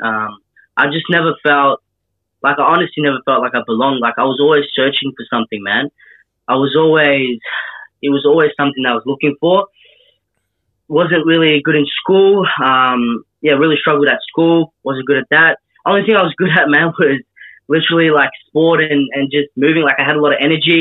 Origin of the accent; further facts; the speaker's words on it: Melbourne, Victoria, Australia; Kilberry Valley in Hampton Park in the southeast of Melbourne